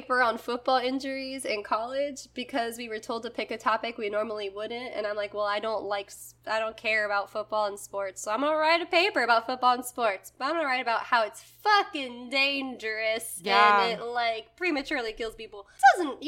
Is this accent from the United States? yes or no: yes; the South, United States; growing up in the South